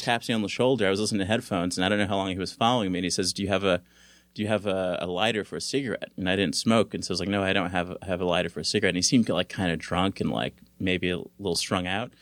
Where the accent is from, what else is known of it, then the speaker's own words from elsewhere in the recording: Los Angeles, California, United States; also born or lived in Santa Barbara; I grew up in California. I'm from, uh, South Central L